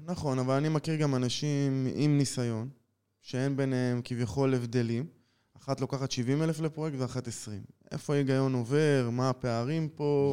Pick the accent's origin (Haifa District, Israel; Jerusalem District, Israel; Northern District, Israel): Jerusalem District, Israel; Jerusalem; moved away as an adult; now in Nili, Israel; בן 38, במקור מירושלים